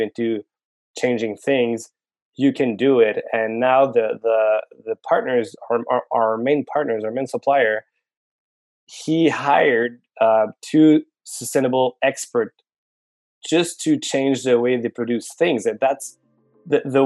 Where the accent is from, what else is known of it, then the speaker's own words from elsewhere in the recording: Montreal, Quebec, Canada; also born or lived in Paris, France / Singapore; I was born in Montreal, born and raised actually.